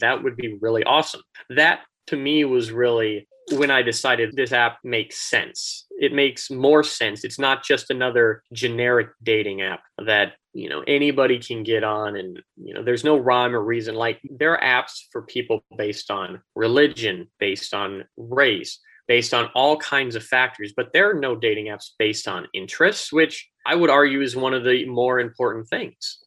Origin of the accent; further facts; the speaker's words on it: Florida, United States; moved away as an adult; also born or lived in Minnesota; now in Dallas, United States; I actually moved down to Florida when I was little.